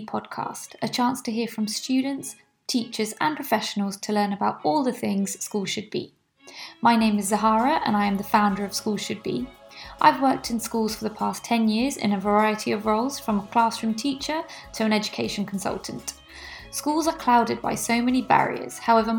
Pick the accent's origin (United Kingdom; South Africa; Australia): United Kingdom; especially as a British Pakistani teacher, whereby I live with extreme privilege in this country